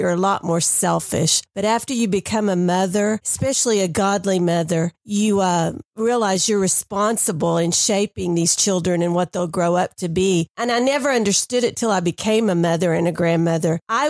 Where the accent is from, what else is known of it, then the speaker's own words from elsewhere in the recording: Dallas, Texas, United States; I grew up in Dallas